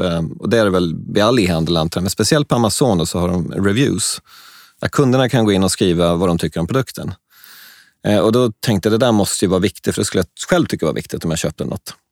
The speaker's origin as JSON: {"language": "Swedish", "country": "Sweden", "also_born_or_lived": "China", "said": "jag är svensk"}